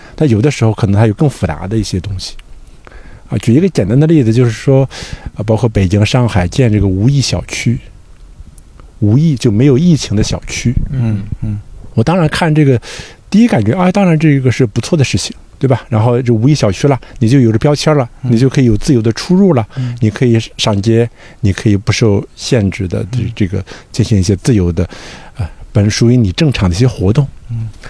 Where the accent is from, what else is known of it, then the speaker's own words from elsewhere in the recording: Shandong, China; moved away as an adult; also born or lived in Guangzhou; 因为我是山东人，但是对说念大学在，在中山大学